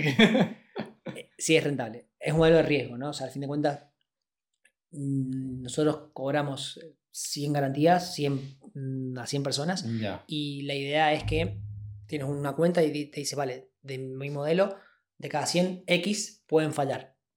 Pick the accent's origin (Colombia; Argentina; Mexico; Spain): Argentina; venimos de un país en donde yo nací en el 88 y nací en crisis.